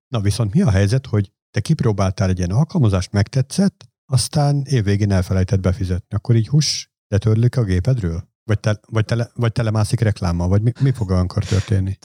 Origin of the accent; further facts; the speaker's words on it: Hungary; én csak egy ilyen smucig magyar vagyok